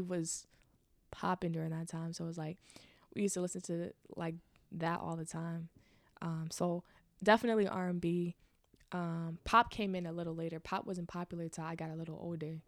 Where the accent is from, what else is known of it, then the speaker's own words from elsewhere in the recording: Richmond, Virginia, United States; also born or lived in Chesterfield, Virginia; I grew up in Virginia, Richmond, Virginia